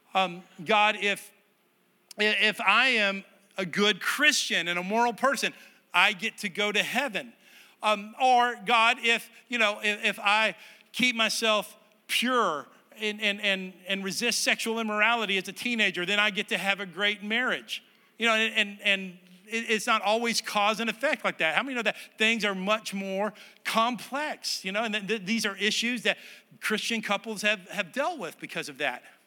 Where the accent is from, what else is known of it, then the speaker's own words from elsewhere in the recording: Texas, United States; moved away; It was my home state